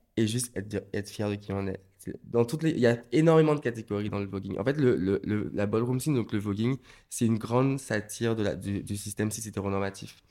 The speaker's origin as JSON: {"language": "French", "country": "Martinique", "tie": "born or raised there", "moved": "yes", "said": "j'ai grandi en Martinique"}